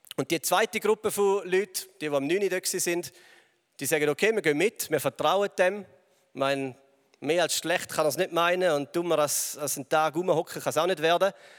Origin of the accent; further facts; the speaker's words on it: Switzerland; also born or lived in England; als Schweizer